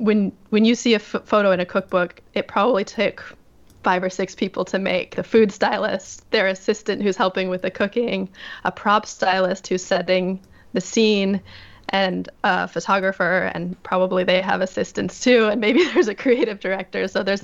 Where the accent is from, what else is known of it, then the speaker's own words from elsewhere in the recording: North Bend, Washington, United States; moved away as an adult; also born or lived in New York / Yamanaka, Japan; I grew up in a small town outside of Seattle called North Bend, which anybody who remembers the Twin Peaks TV show, the opening credits to that show, that's my hometown.